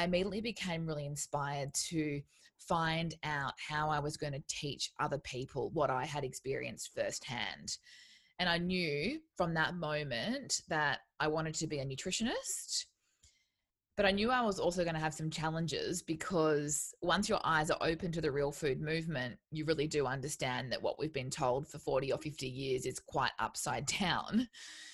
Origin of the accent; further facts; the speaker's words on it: Townsville, Queensland, Australia; moved away as an adult; I moved away from where I grew up in Townsville